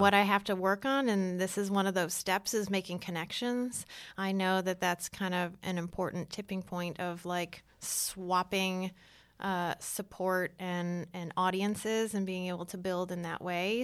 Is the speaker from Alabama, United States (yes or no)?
no; Detroit, Michigan, United States; moved away as an adult; also born or lived in San Francisco / Los Angeles / New York; now in Atlanta, United States; I grew up in Detroit, so I started there.